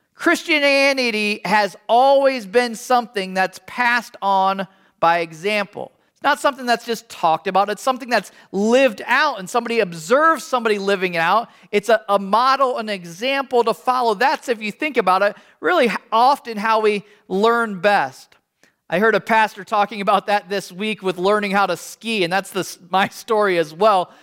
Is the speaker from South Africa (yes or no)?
no; United States; as an American